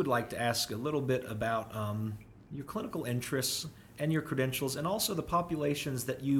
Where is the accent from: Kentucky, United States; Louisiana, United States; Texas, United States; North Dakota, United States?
Kentucky, United States; Partridge; I was raised in the small town of Partridge in southeastern Kentucky, deep in the heart of the Appalachian Mountains.